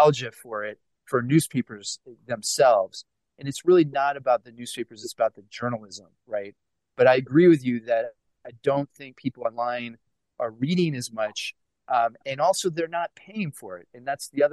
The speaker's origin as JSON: {"language": "English", "town": "Pittsburgh", "region": "Pennsylvania", "country": "United States", "moved": "yes", "said": "I'm originally from Pittsburgh"}